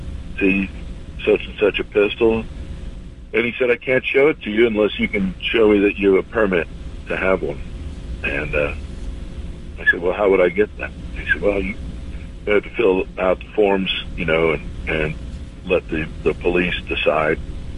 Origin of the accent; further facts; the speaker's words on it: Long Island, New York, United States; I grew up on Long Island in New York